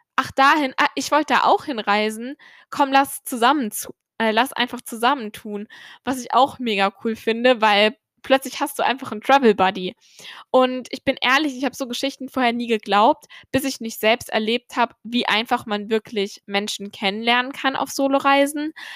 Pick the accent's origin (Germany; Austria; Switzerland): Germany; wie ich aufgewachsen bin in Deutschland